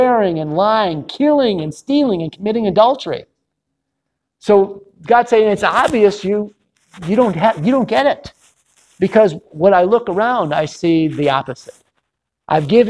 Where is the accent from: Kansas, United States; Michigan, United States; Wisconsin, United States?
Michigan, United States; Detroit; moved away; my hometown, Detroit.